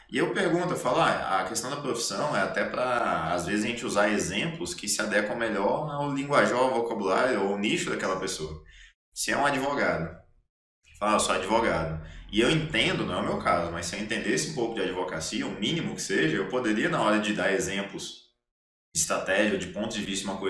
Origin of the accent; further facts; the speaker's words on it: Minas Gerais, Brazil; Então, assim, quando eu falo para ela que eu sou mineiro